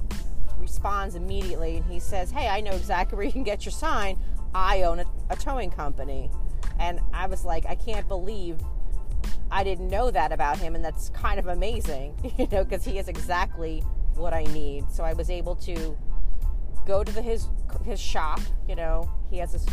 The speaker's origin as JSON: {"language": "English", "region": "Connecticut", "country": "United States", "said": "I'm from Connecticut"}